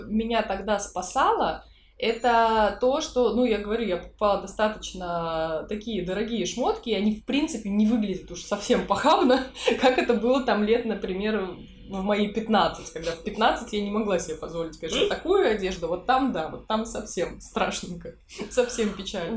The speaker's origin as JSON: {"language": "Russian", "region": "Saint Petersburg", "country": "Russia", "tie": "born or raised there", "said": "я из Питера, я жила здесь все время"}